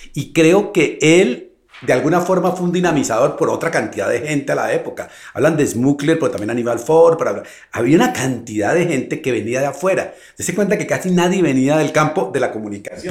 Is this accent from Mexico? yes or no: no; Colombia; also born or lived in Bogotá; yo vengo de Colombia